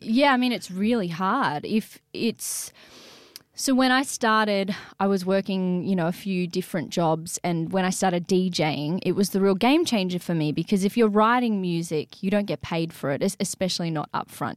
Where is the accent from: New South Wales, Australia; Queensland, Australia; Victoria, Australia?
New South Wales, Australia; Sydney; the Sydney I grew up in.